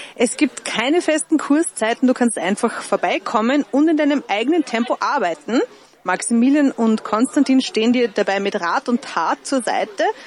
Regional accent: Upper Austria, Austria; Ich bin aus Oberösterreich

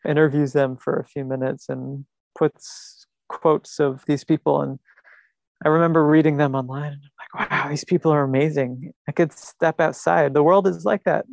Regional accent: New York City, New York, United States; a Staten Islander like me

